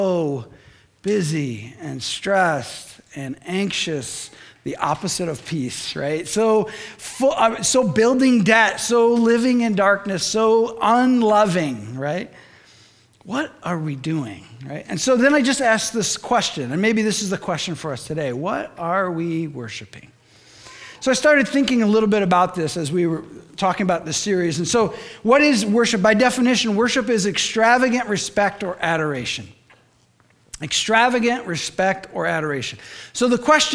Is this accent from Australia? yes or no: no; Michigan, United States; moved away; I'm from Michigan